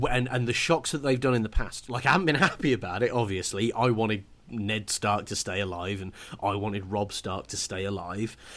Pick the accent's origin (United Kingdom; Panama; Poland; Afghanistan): United Kingdom; because I'm British